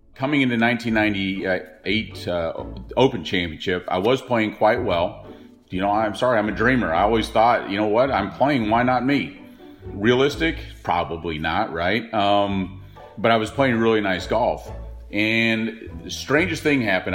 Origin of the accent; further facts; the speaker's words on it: Dallas, Texas, United States; also born or lived in Montreal, Canada / Surrey, England; I grew up in Dallas